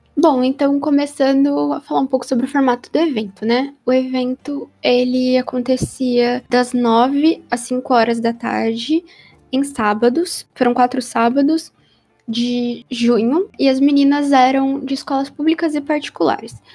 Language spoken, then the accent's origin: Portuguese; ABC Paulista, São Paulo, Brazil; eu sou da BC Paulista, né, que era a região metropolitana de São Paulo